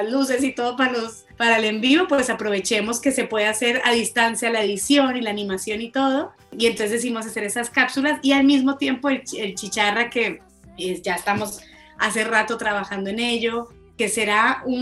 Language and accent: Spanish; Colombia; yo me siento como más argentina, como más del sur, y yo decía, no, tengo que hacerle como un, un homenaje a mi país.